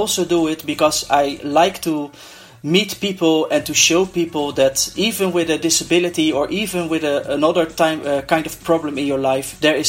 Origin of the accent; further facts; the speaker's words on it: Netherlands; I'm from the Netherlands.